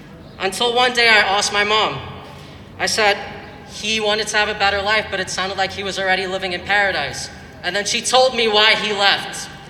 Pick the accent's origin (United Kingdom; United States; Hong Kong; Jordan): Jordan; born there; I was born in Jordan. If anyone's born in Jordan over here.